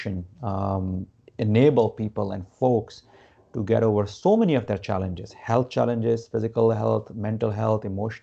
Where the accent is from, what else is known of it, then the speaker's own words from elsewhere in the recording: Gujarat, India; moved away; I grew up in India. India is considered the spiritual capital of the world. I'm not from like Varanasi, where, you know, which is considered the spirituality like center, epicenter, I would say. But I'm from Gujarat